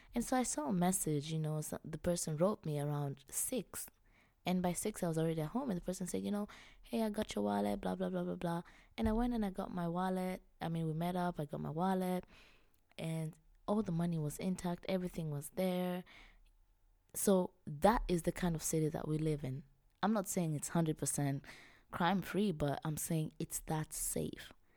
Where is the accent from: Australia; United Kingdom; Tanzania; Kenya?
Tanzania; Kilimanjaro; moved away as an adult; also born or lived in Europe; now in Vienna, Austria; I was born and raised in Tanzania. I come from Kilimanjaro. I'm Chaga by tribe